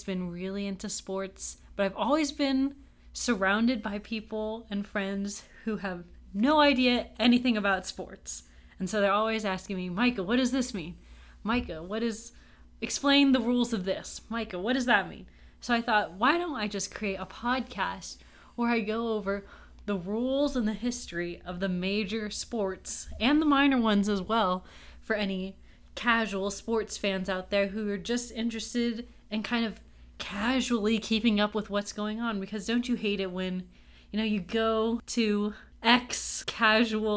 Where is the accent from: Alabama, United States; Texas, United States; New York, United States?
Texas, United States; Austin; I grew up, born and raised in Austin, Texas